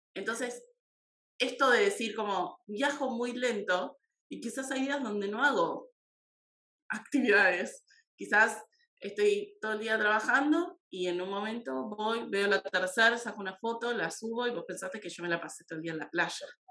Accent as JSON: {"language": "Spanish", "country": "Argentina", "said": "de Argentina."}